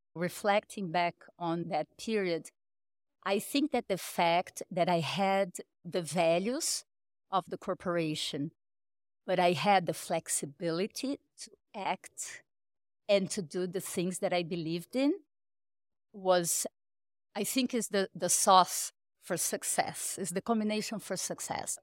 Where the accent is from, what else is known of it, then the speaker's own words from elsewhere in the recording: Rio de Janeiro, Brazil; also born or lived in Sao Paulo; I went to college in Brazil, in Rio. I'm from Rio.